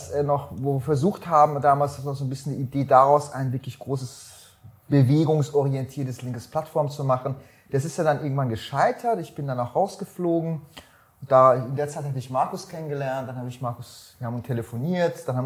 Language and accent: German; Iran; born there; weil ich bin gebürtiger Iraner. Mhm. Wir waren sozusagen linke Familie aus dem Iran.